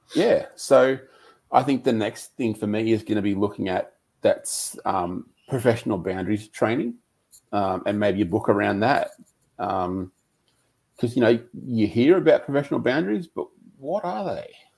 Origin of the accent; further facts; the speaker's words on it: Lismore, New South Wales, Australia; I grew up in Lismore, which is up near the Queensland border.